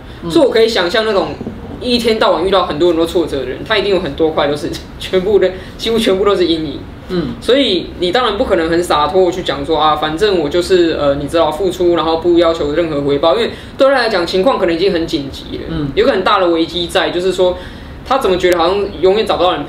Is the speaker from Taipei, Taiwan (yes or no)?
yes; Taipei, Taiwan; 比如说我是台北人、天龙人，嗯，比如说我是汉人